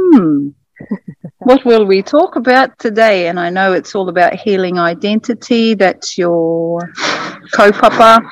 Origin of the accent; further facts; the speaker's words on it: Ruatahuna, Bay of Plenty, New Zealand; now in Australia; I am from Aotearoa, New Zealand, North Island, a rural area called Ruatahuna